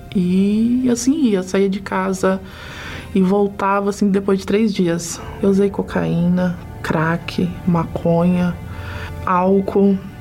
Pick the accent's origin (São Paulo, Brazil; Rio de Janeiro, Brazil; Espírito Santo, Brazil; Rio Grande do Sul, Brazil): São Paulo, Brazil; tenho 38 anos, sou de São Paulo.